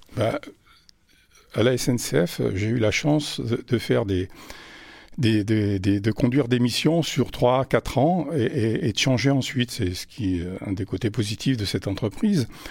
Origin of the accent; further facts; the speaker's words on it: Vichy, Auvergne-Rhône-Alpes, France; also born or lived in Paris; now in Clermont-Ferrand, France; je suis originaire de Vichy